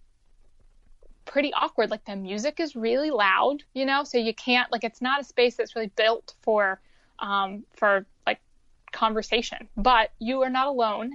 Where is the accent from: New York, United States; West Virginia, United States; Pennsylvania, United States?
West Virginia, United States; moved away as an adult; I wasn't happy being like a stoned closeted teen in West Virginia